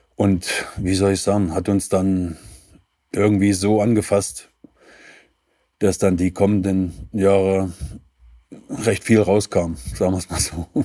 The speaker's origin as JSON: {"language": "German", "town": "Leipzig", "region": "Saxony", "country": "Germany", "tie": "born or raised there", "also_born_or_lived": "Torgau / Kaiserslautern / Dresden", "moved": "as an adult", "said": "geboren in Torgau in Sachsen, groß geworden in Leipzig"}